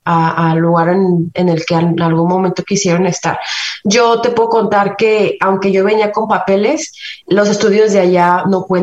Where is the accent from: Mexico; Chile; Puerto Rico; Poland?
Mexico; now in Canada; Aprendí buen inglés desde México y mi acento lo traigo de allá.